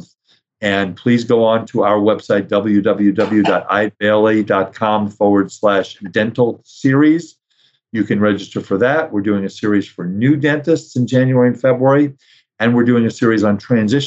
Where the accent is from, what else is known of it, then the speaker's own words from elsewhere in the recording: New York City, New York, United States; I grew up in New York. I grew up in Brooklyn